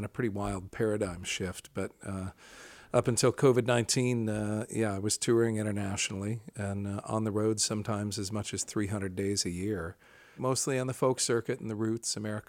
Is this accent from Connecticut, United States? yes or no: no; Rockford, Illinois, United States; moved away as an adult; also born or lived in Decatur, Illinois / Seattle; I grew up in Rockford, Illinois, and then I went to Millikan University down in Decatur, Illinois.